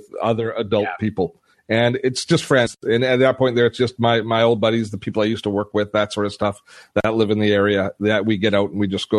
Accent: Canada; being Canadian

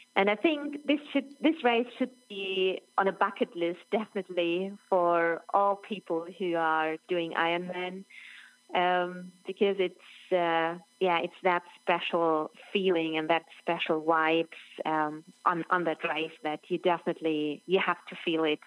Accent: near Roth, Bavaria, Germany; English is a second language; my hometown is just 25 k's away from Roth

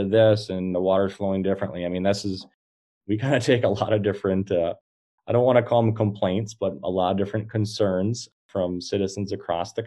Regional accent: Green Bay, Wisconsin, United States; Not only from Wisconsin, I'm from Green Bay

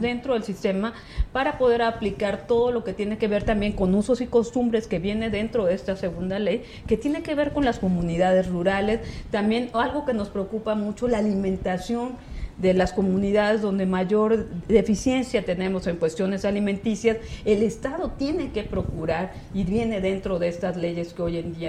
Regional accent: Ciudad del Carmen, Campeche, Mexico; yo vengo de Campeche, yo soy de Ciudad del Carmen, un estado petrolero

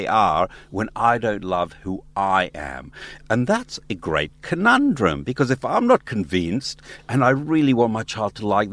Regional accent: Israel; now in Australia; I grew up in Israel as a kid

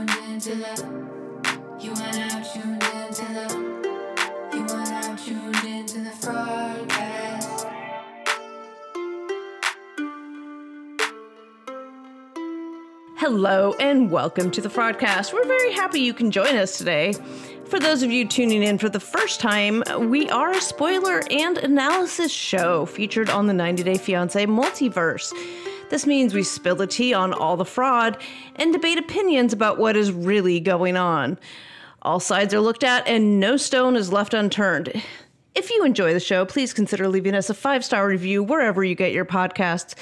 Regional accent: California, United States; accent: Valley Girl; I am from California

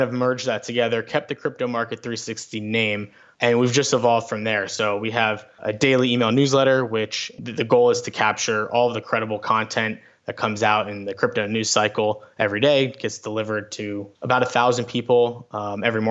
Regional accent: South Florida, United States; I grew up in South Florida

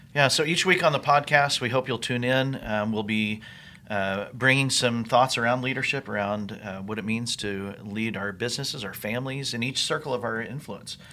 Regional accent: New Mexico, United States; also born or lived in Texas / Colorado; now in Indiana, United States; I grew up in the Southwest in New Mexico

